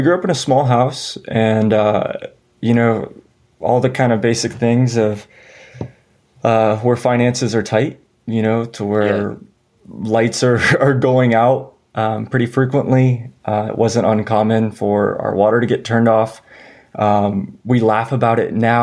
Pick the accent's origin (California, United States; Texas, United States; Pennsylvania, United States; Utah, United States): Texas, United States; San Antonio; also born or lived in Denver; now in Austin, United States; I grew up in San Antonio, Texas